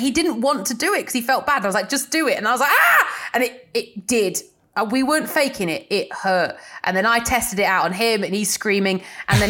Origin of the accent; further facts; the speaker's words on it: Nottinghamshire, East Midlands, United Kingdom; I was in the East Midlands, so I was in Nottinghamshire, but wasn't in a city at all. I was in the middle of nowhere, like cows were my neighbours.